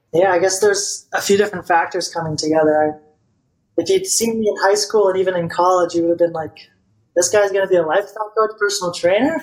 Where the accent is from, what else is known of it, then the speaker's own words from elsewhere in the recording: Bulgaria; moved away; I'm from Bulgaria, and in Bulgaria, like it's part of the I don't know if it still is anymore, but like when you turn 18, you go to the army